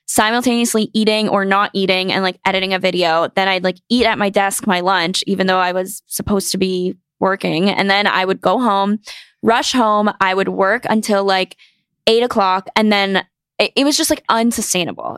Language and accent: English; North Carolina, United States; moved away as an adult; now in New York City, United States; I grew up in North Carolina and I went to school there